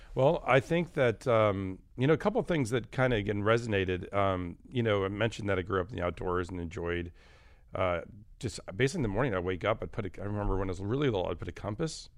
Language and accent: English; Michigan, United States; I was actually born and raised in Michigan.